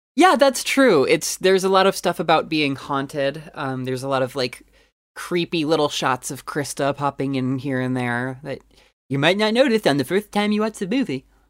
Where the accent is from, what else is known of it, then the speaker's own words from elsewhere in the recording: United States; I'm dumbass American.